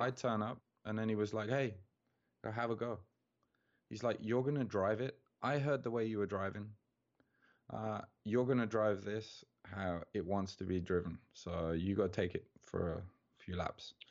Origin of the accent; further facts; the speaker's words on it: Birmingham, West Midlands, United Kingdom; moved away as an adult; now in Tokyo, Japan; I'm from Birmingham in England, which is the second biggest city.